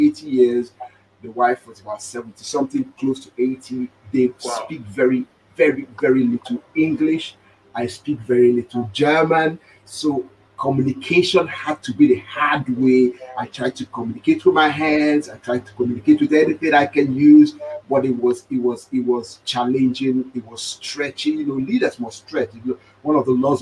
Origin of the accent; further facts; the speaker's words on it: Nigeria; moved away; as a Nigerian